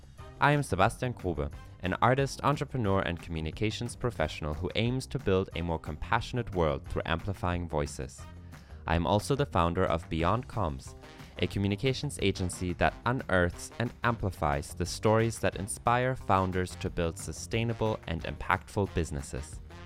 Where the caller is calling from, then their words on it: Istanbul, Turkey; I have apple tea in it since I'm calling from Istanbul, Turkey.